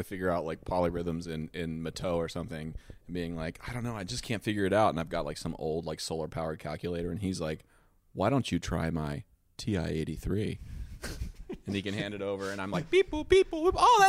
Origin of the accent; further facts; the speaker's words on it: Ohio, United States; The Ohio one is because I'm from